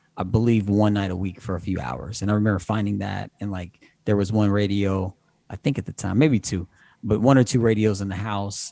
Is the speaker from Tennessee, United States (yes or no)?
no; Evansville, Indiana, United States; now in Cincinnati, United States; I'm from Evansville, Indiana, originally.